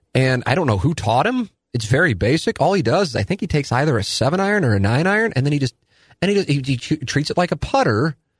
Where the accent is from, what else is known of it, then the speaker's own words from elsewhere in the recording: St. Louis, Missouri, United States; I was born and raised in South City